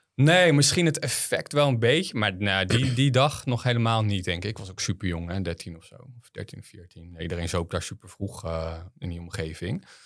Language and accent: Dutch; Harderwijk, Gelderland, Netherlands; ik ben opgegroeid op de Veluwe. Ehm, in Harderwijk